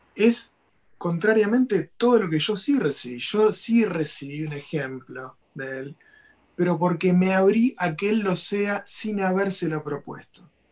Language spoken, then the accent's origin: Spanish; Argentina; moved away; yo que soy un argentino que vive a distancia en mi país